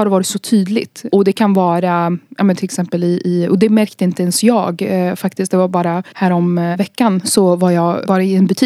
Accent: Iraq; now in Sweden; jag talar ju arabiska och kan kulturen för att jag är från Irak. Eh, men jag är också svensk.

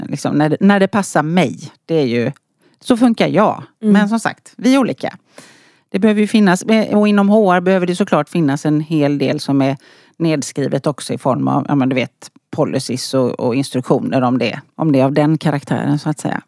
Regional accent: outside Gothenburg, Västra Götaland, Sweden; Jag är från västkusten precis som du sa. Född och uppvuxen utanför Göteborg.

